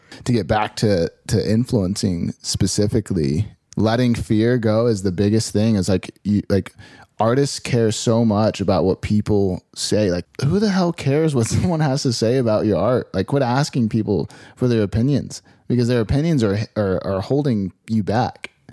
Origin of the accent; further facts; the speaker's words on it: Phoenix, Arizona, United States; I grew up in Phoenix, Arizona